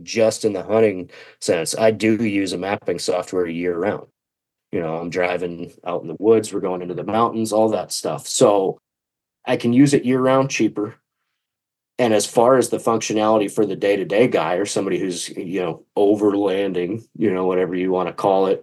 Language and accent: English; Washington, United States; I'm from Washington State, up in the northwest corner